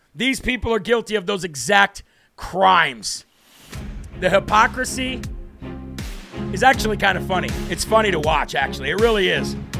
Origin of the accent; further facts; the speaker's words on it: Illinois, United States; I'm from Illinois.